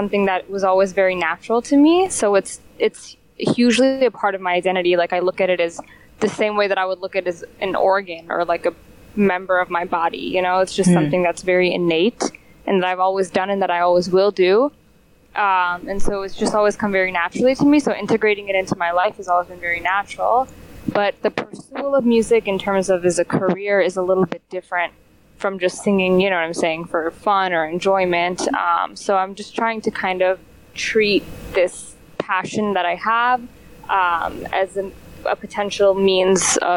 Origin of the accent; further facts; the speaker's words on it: Detroit, Michigan, United States; moved away as an adult; also born or lived in Iran (parents); now in Chicago, United States; I grew up in Detroit, went to high school in the suburbs, and now I am currently based in Chicago.